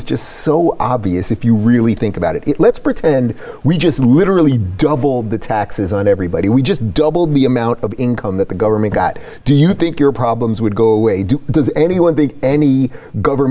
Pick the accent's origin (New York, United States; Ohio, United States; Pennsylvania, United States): New York, United States; I'm from New York, and I remember when I was growing up, Mario Cuomo, his dad was the governor